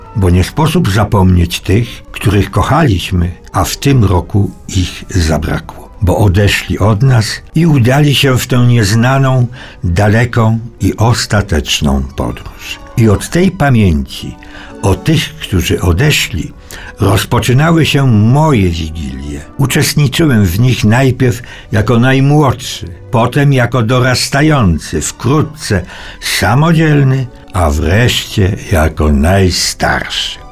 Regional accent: Cieszyn Silesia, Silesian Voivodeship, Poland; w moich stronach, to znaczy na Śląsku Cieszyńskim

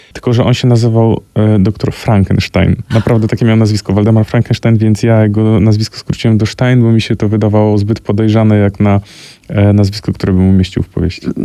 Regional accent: Koło, Greater Poland, Poland; moim rodzinnym miasteczku

